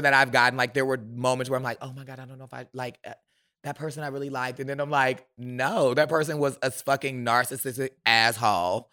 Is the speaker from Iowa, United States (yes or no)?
no; Milwaukee, Wisconsin, United States; I am from Milwaukee